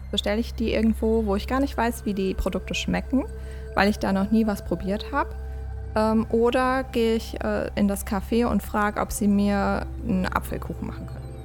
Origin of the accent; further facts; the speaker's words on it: Westerwald, Rhineland-Palatinate, Germany; moved away as an adult; also born or lived in Siegerland / Essen; now in Bonn, Germany; ich komme äh, ursprünglich aus dem Westerwald, äh, bin da aufgewachsen